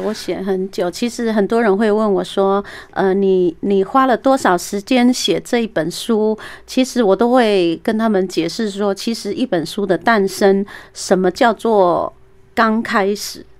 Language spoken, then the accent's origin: Chinese; Taiwan; 山樱花是我们， 我们台湾的原生的樱花